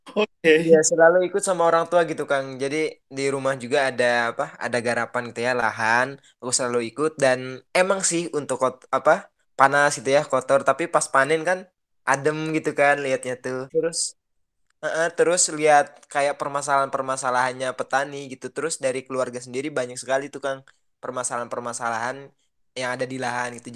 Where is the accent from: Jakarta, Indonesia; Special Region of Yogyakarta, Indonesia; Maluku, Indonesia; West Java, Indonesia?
West Java, Indonesia; Subang; now in Tanjung Sari, Sumedang, Indonesia; kota aku pun di Subang